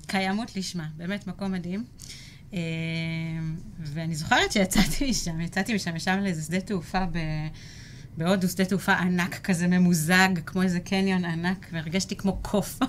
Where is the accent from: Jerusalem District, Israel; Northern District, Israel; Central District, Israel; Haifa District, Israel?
Central District, Israel; Rehovot; also born or lived in Tel Aviv; now in Kfar Aviv, Israel; ילידת רחובות